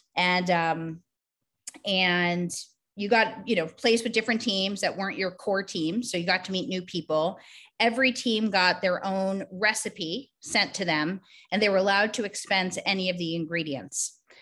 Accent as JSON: {"language": "English", "town": "Boston", "region": "Massachusetts", "country": "United States", "tie": "born or raised there", "also_born_or_lived": "New York City", "said": "I grew up in Boston."}